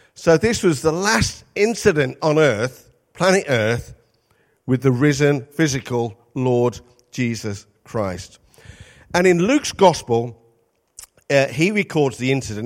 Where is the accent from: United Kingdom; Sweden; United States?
United Kingdom; Midlands; moved away; also born or lived in North East England; we're from the Midlands, but we spent thirty-six years in the Northeast.